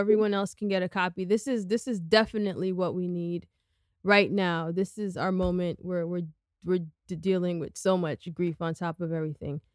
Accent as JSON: {"language": "English", "town": "New York City", "region": "New York", "country": "United States", "tie": "born or raised there", "said": "I grew up on the Upper West Side"}